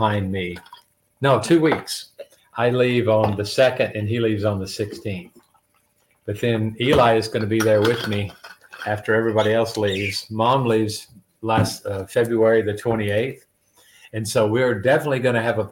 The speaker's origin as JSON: {"language": "English", "town": "Alamo", "region": "Tennessee", "country": "United States", "moved": "as an adult", "lives_now": "Honduras", "said": "I'm from Alamo, Tennessee"}